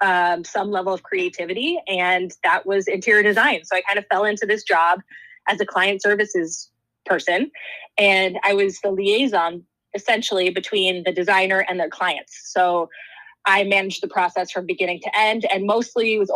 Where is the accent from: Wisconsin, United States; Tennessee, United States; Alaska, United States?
Wisconsin, United States; I grew up in Wisconsin in a relatively small town.